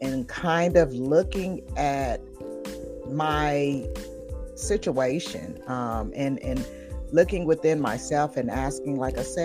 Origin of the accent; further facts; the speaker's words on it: Tulsa, Oklahoma, United States; moved away as an adult; also born or lived in Connecticut; got the hell on out of Tulsa, Oklahoma, which is, I love my home state dearly